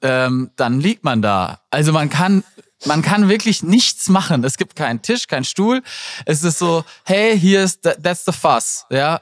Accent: Black Forest, near Freiburg, Baden-Württemberg, Germany; Ich komme aus, aus dem Schwarzwald

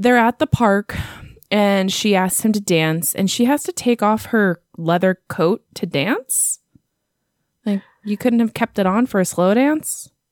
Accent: United States; I'm American

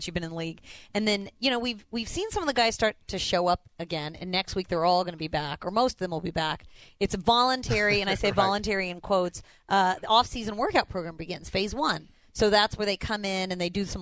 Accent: Indiana, United States; now in Houston, United States; I'm from Indiana.

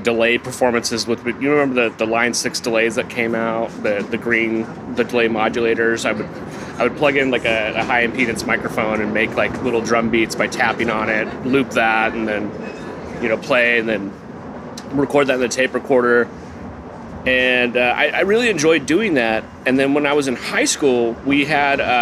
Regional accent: Manteca, California, United States; also born or lived in Dinuba, California; I grew up in Manteca, California

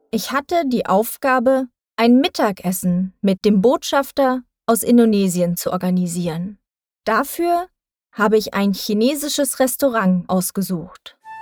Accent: Thuringia, Germany; moved away as an adult; now in Berlin, Germany; Ich bin in Thüringen geboren und aufgewachsen.

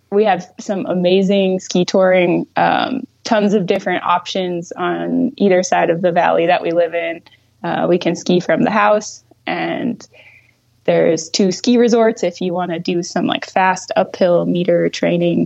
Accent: Augusta, Maine, United States; also born or lived in Maritime Alps, France; now in France; I grew up in central Maine, just near Augusta, which is the capital of Maine.

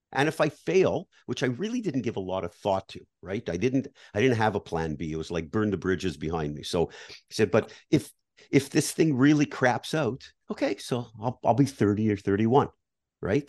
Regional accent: Canada; moved away; I grew up in Canada, like you, I was based in Canada

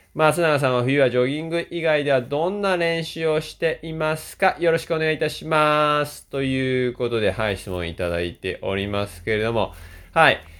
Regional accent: Shizuoka, Japan; now in Niigata, Japan; 僕は静岡県出身なんでね

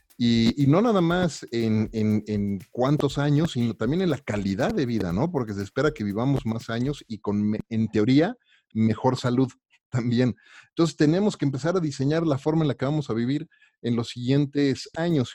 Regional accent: Mexico; como mexicano

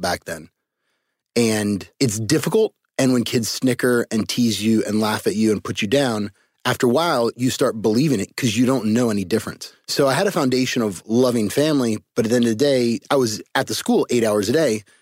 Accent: Cupertino, California, United States; I was I was born in Cupertino, California, uh, home of Apple computers. So uh, I was the special ed white kid with a bunch of really smart Asians and Indians in my neighborhood

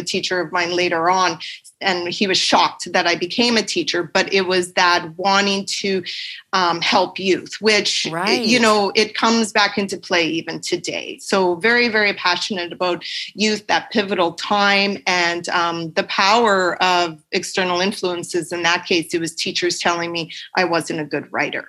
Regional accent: just outside of Edmonton, Alberta, Canada; I grew up in just outside of Edmonton in a small town

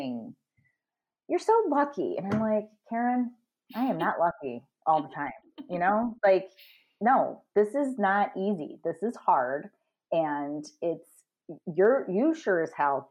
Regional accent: United States; moved away; I'm American.

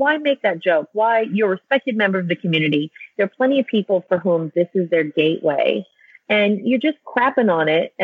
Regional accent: United States; moved away as an adult; as an American living overseas

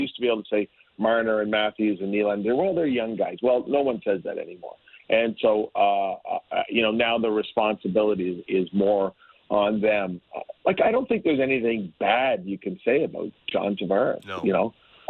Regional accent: Hamilton, Ontario, Canada; from Hamilton, Ontario, my hometown

